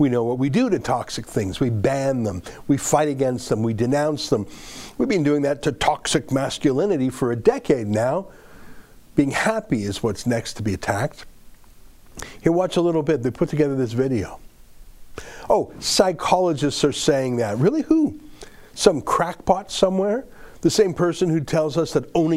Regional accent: Canada; I'm a Canadian

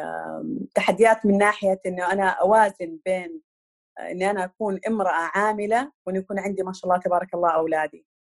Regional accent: Jeddah, Makkah Province, Saudi Arabia; moved away as an adult; now in Eastern Province, Saudi Arabia; أنا أساساً originally من الحجاز، من جدة

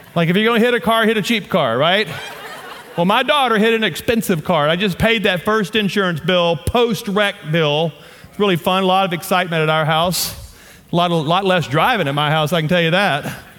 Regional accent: Shreveport, Louisiana, United States; accent: southern; moved away as an adult; also born or lived in Amarillo, Texas; now in Colorado, United States; I am from Louisiana. My wife and I, born and raised in Louisiana, we now live on the front range of the Rocky Mountains

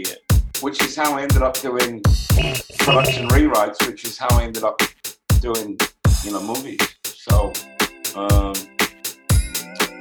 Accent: Manchester, North West England, United Kingdom; I'm from Manchester, which is much more industrial and blue collar

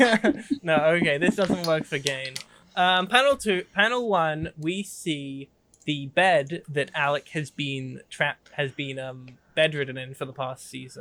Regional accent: England, United Kingdom; being a British person

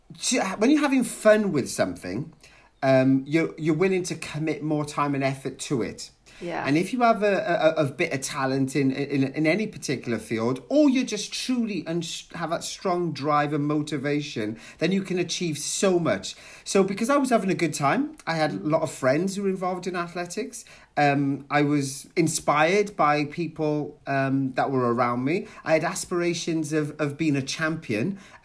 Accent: South Wales, United Kingdom; accent: Welsh; this Welsh accent, right? I'm also a Welsh runner, a proud Welsh runner

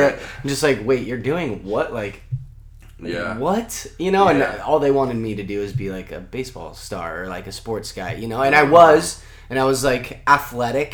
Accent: Pittsburg, California, United States; also born or lived in Oakland, California; I was born there, and I grew up in the like Pittsburgh Bay Point area

